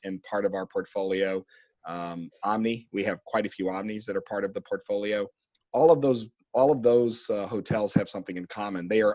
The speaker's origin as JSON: {"language": "English", "town": "San Antonio", "region": "Texas", "country": "United States", "tie": "born or raised there", "also_born_or_lived": "Las Vegas", "moved": "yes", "lives_now": "Dallas, United States", "said": "Born and raised in San Antonio"}